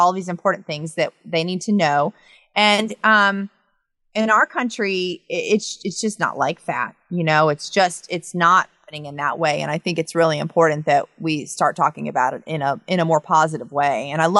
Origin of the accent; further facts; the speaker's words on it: the South, United States; I'm from the South